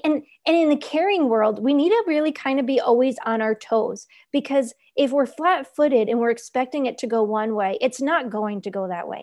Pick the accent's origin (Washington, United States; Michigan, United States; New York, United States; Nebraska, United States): New York, United States; moved away; I was born and raised in New York